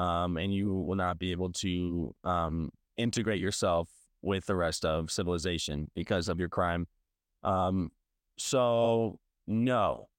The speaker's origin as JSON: {"language": "English", "area": "Saint Louis County", "region": "Missouri", "country": "United States", "tie": "born or raised there", "lives_now": "St. Louis, United States", "said": "I grew up in Saint Louis County"}